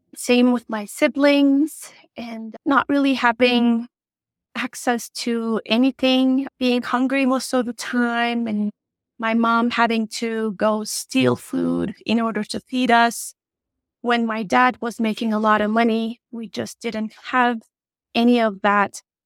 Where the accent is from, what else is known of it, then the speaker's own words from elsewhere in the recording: Turkey; English is a second language; moved away as an adult; I am originally from Turkey